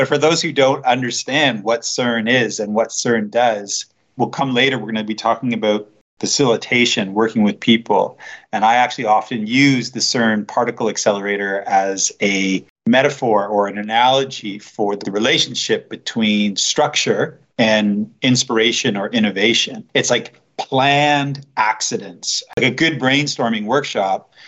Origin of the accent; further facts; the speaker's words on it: Canada; first language English; now in Switzerland; I'm a Canadian. I also live in Switzerland, but English is my one and only language